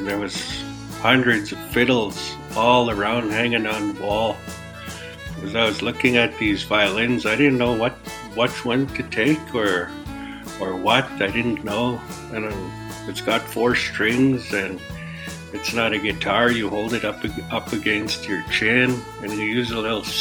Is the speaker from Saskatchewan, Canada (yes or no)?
yes; Île-à-la-Crosse, Saskatchewan, Canada; being a younger person growing up in Isle of Cross